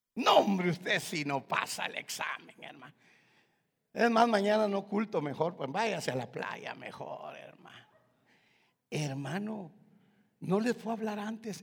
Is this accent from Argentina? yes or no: no; Guatemala; moved away; yo soy de Guatemala